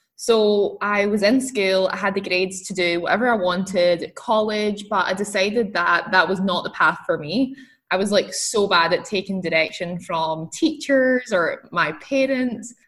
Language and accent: English; Scotland, United Kingdom; I'm, I'm from Scotland. So I grew up in Scotland